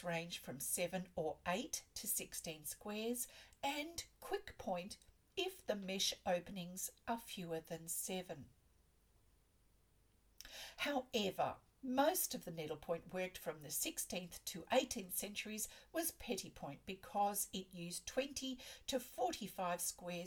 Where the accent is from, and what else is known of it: Australia